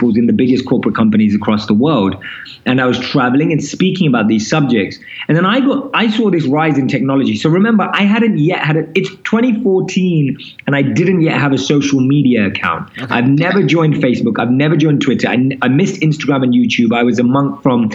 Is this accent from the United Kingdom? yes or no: yes; London, United Kingdom; moved away as an adult; also born or lived in India; now in New York City, United States; So I'm born and raised in London, as you can probably tell from my accent.